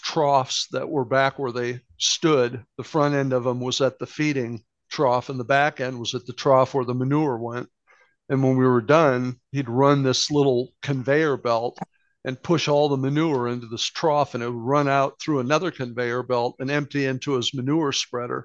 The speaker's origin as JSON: {"language": "English", "town": "Akron", "region": "Ohio", "country": "United States", "tie": "born or raised there", "said": "growing up around Akron, Ohio in the 50s and into the 60s"}